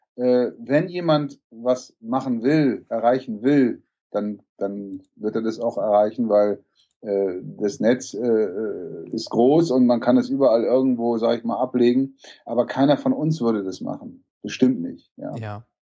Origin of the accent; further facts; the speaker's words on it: Hamburg, Germany; Ich bin eigentlich aus Hamburg